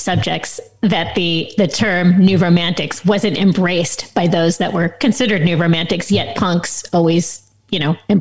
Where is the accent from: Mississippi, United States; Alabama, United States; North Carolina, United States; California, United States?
California, United States; Los Angeles; we grew up in Los Angeles